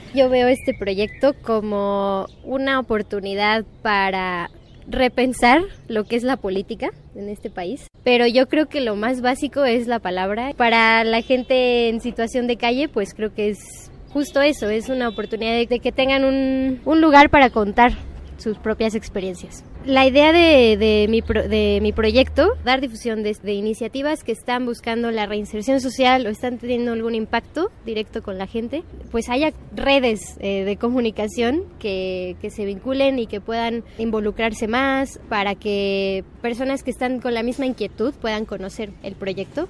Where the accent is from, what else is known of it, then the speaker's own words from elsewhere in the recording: Mexico City, Mexico; Soy del sur de la Ciudad de México